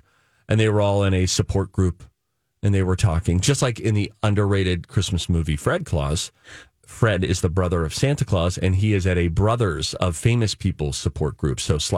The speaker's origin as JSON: {"language": "English", "country": "Ireland", "said": "I'm Irish."}